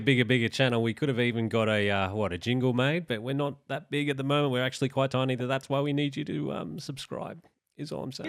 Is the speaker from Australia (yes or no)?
yes; Australia